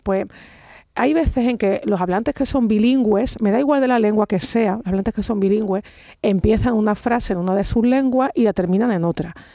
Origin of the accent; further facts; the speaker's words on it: Andalusia, Spain; como andaluza, me siento muy orgullosa